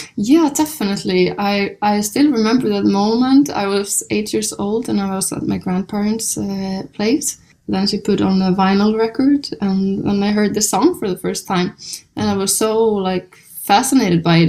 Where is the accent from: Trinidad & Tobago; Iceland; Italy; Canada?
Iceland; I'm born and raised in Iceland